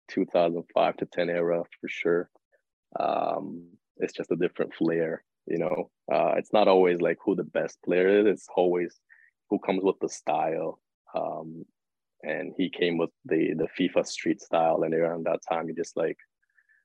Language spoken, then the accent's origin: English; Toronto, Ontario, Canada; North York. Downsview area, that's home for me